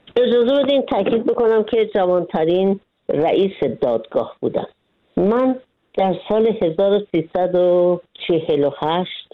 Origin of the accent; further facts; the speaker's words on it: Iran; moved away as an adult; من سه کتاب در مورد بیرافی خودم نوشتم بعضی که از ایران خارج شدم